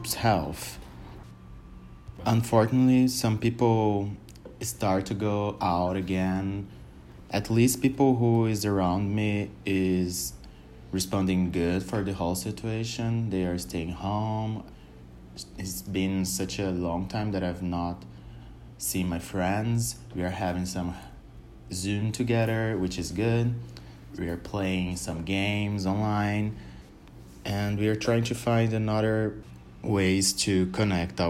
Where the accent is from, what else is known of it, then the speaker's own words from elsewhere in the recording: Brazil; I'm from Brazil, I'm 28 years old, and I live in the city called São Paulo.